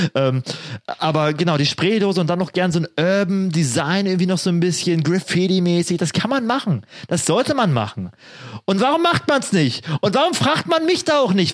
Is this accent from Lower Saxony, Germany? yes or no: no; Spree region, Brandenburg, Germany; moved away; also born or lived in Jena; meine Heimat hier ist, ne, Spree